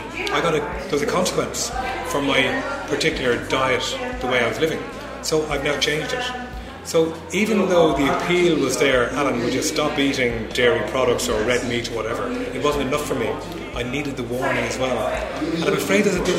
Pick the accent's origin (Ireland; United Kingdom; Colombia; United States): Ireland; moved away; In my country, I'm from Ireland